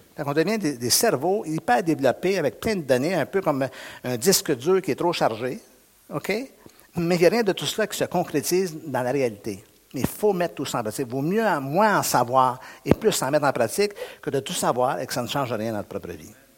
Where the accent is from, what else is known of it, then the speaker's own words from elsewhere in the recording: Montreal region, Quebec, Canada; je suis du Québec, je suis de la région de Montréal